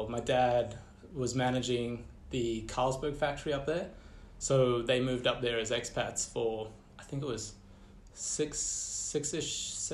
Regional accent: Empangeni, KwaZulu-Natal, South Africa; born there; also born or lived in Central Africa; So I was born in Empangeni

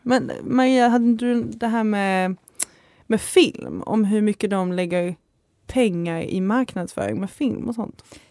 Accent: Skåne, Sweden; accent: Skåne dialect; now in Uppsala, Sweden; jag är från Skåne, så jag har en ljuvlig dialekt alltså.

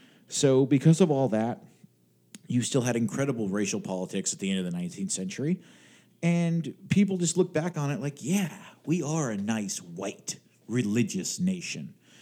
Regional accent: Pennsylvania, United States; I'm from Pennsylvania

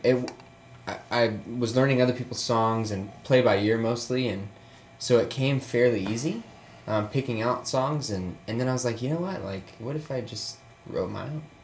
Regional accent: Murfreesboro, Tennessee, United States; I grew up in Murfreesboro, Tennessee. It's um, 40 minutes south of Nashville.

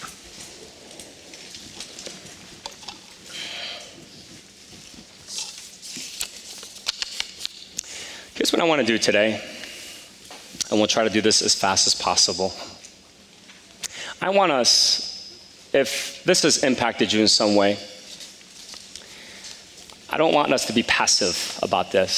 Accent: Palisades Park, New Jersey, United States; growing up in Palisades Park since the third grade

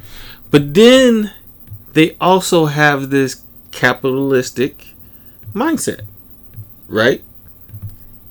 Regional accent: Chicago, Illinois, United States; we're from the Chicago area

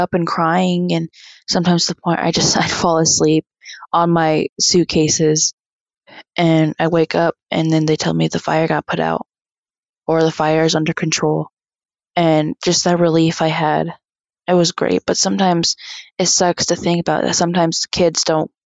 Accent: Big Pine, California, United States; I'm from the Big Pine Paiute tribe. I'm Paiute Shoshone and I'm 16 years old

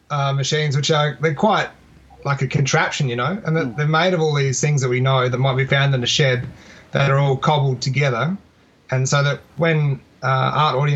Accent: Adelaide, South Australia, Australia; also born or lived in Melbourne; I'm originally from Adelaide, yeah. So that when I met you in 2004, I'd only really been in Melbourne for a few years at that point. And then um, in 2007, I moved back to Adelaide.

